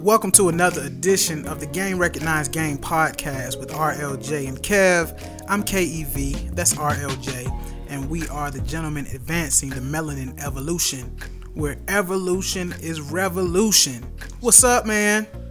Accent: Tidewater, Virginia, United States; I'm from Tidewater, Virginia

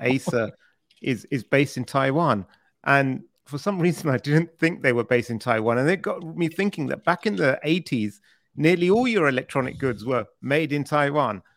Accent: United Kingdom; accent: British; I sound more funny because I'm British

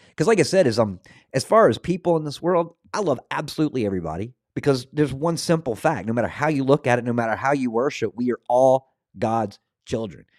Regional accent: Scotland, United Kingdom; being Scottish

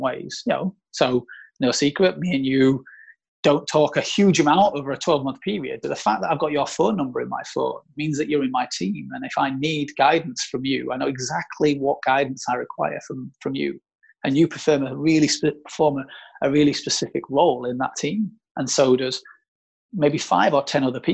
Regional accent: South Africa; moved away; we're both from South Africa. Like, pretty much all my family are from South Africa

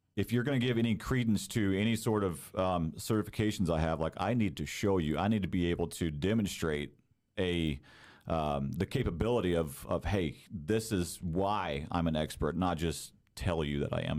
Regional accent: Texas, United States; moved away as an adult; also born or lived in Denton, Texas; now in Ligonier, United States; I actually grew up down south in Texas. Texas is home for me

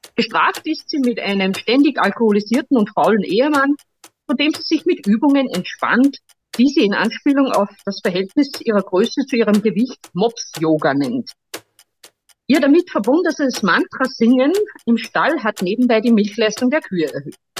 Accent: Steyr, Upper Austria, Austria; ich komme aus Steyr, Oberösterreich

